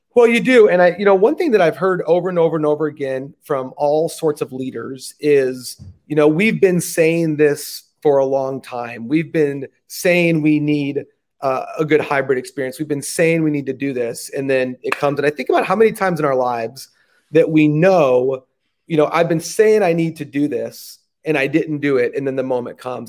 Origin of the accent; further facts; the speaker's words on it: United States; growing up in the States